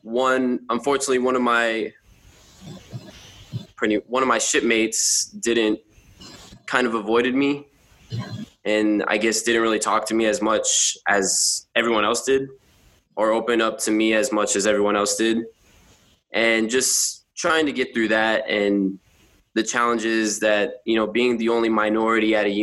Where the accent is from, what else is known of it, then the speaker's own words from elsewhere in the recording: San Antonio, Texas, United States; now in Buffalo, United States; I am from Texas, San Antonio, Texas